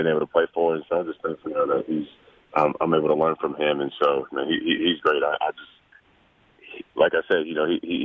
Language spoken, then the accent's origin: English; North Carolina, United States; growing up in North Carolina